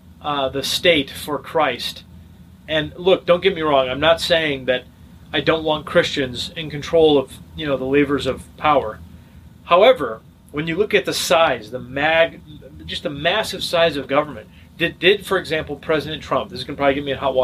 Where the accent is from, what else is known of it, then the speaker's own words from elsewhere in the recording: United States; I'm an American. You know, I belong to this nation